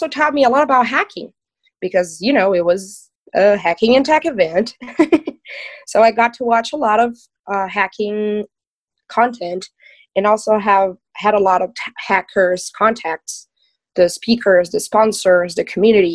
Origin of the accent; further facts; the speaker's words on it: Brazil; I'm from Brazil